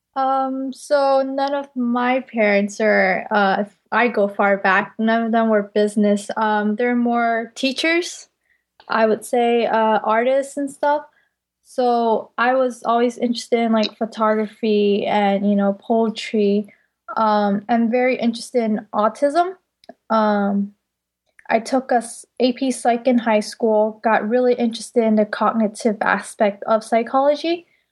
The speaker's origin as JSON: {"language": "English", "area": "Bay Area", "region": "California", "country": "United States", "said": "I'm primarily from the Bay Area"}